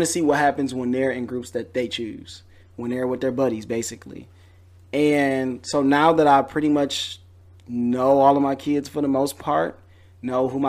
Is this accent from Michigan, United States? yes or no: yes; Detroit, Michigan, United States; moved away; I am from Detroit.